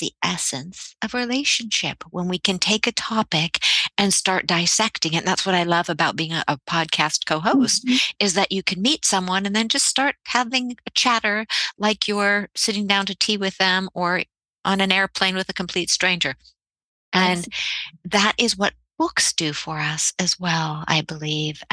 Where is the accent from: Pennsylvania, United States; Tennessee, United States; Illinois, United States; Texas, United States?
Pennsylvania, United States; I grew up in Pennsylvania, and we would visit the town of Hershey